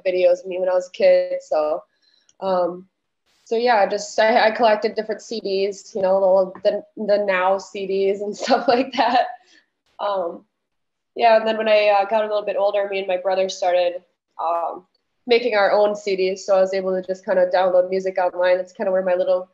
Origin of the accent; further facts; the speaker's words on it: Lake Holcombe, Wisconsin, United States; moved away as an adult; now in Madison, United States; I'm from Northern Wisconsin. It's a really tiny town. My graduating class was only 20 people. So it's probably not anything anyone's heard of, but just in case, it's Lake Holcomb. I grew up on a farm